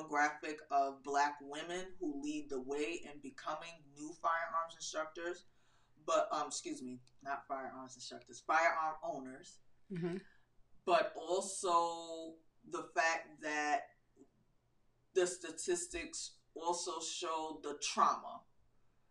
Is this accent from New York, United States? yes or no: yes; New York City, New York, United States; now in North Carolina, United States; Originally, I'm from Queens, New York